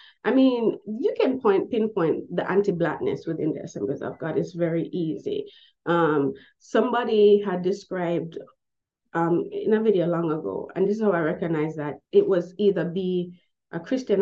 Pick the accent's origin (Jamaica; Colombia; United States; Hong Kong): Jamaica; growing up in Jamaican high schools, we do have history lessons that are very much real